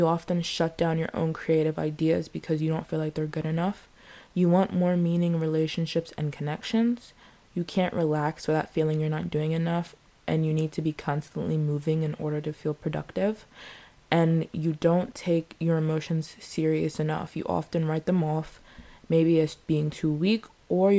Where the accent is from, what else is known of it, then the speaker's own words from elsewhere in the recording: United States; I'm American